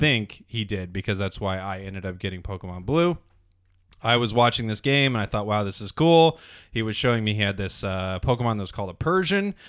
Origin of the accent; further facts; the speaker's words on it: Las Vegas, Nevada, United States; I grew up in Las Vegas